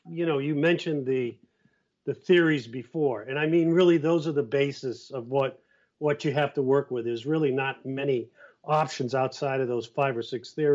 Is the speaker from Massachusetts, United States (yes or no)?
yes; Cape Cod, Massachusetts, United States; I'm from Cape Cod